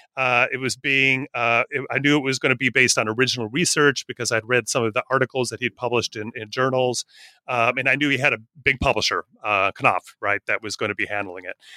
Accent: northern Wisconsin, United States; I grew up in a little town in northern Wisconsin

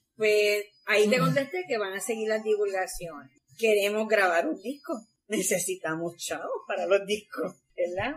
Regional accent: Guayama, Puerto Rico; Yo no soy de Arroyo, yo soy de Guayama.

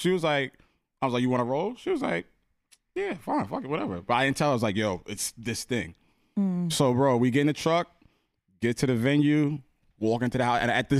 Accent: New York, United States; I'm just down here for work. You know, from New York.

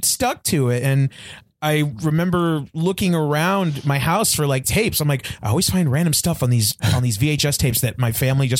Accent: Bellflower, California, United States; I'm from California.

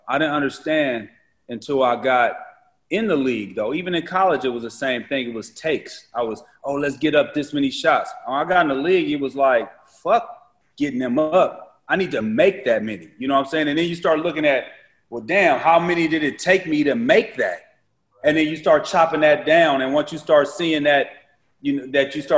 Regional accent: Berkeley, California, United States; I was born in Berkeley, California.

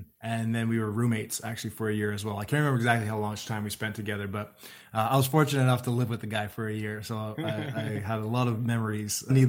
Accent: Ottawa, Ontario, Canada; I'm from Ottawa

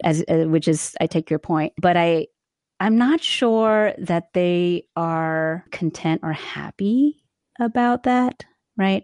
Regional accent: East Coast, United States; moved away as an adult; also born or lived in the South; now in California, United States; we're originally from the East Coast, but have spent a fair bit of time in the South and Westmont, coming out to California to teach out here

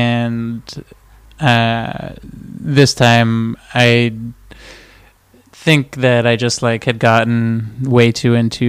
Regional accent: Montreal, Quebec, Canada; also born or lived in Toronto; now in Los Angeles, United States; I grew up in Montreal.

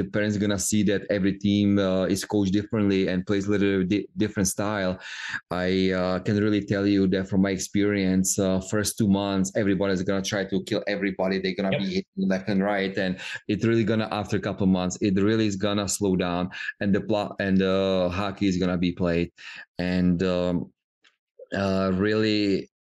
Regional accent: Czechia; moved away; we grew up in Czech Republic

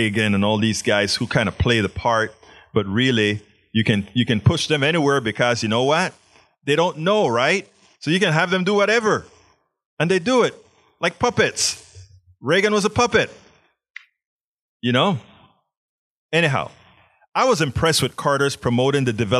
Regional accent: Panama; now in Houston, United States; I was always a science nerd growing up in Panama

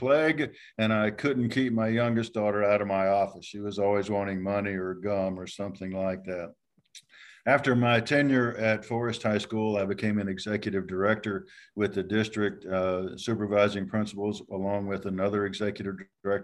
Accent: Ocala, Florida, United States; I was born and raised and still live in Ocala, Florida

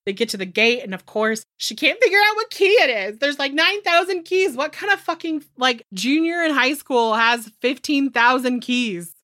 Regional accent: Northern California, United States; I'm from Northern California

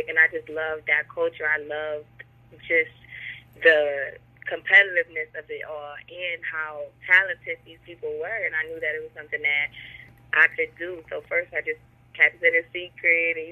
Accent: Buffalo, New York, United States; now in North Carolina, United States; I grew up in Buffalo, New York

